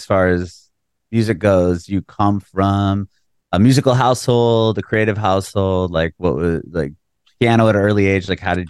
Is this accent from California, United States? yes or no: yes; San Diego, California, United States; now in Nashville, United States; I'm from San Diego. I live in Nashville now, but I'm originally from San Diego.